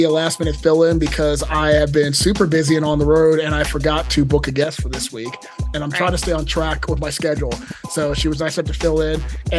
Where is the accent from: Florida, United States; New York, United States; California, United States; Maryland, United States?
Maryland, United States; Montgomery County; I grew up in Mo County, but I frequented Baltimore, and I am also a Towson grad.